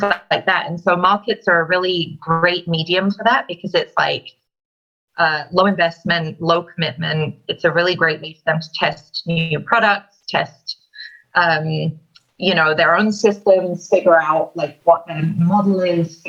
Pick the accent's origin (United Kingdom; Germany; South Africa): United Kingdom; London; moved away as an adult; now in United States; I'm originally from London, London, England, and I moved to the US in 2009